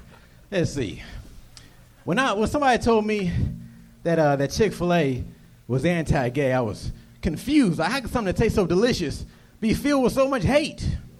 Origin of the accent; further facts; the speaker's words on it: Fairfield, California, United States; Bay Area, Fairfield, California.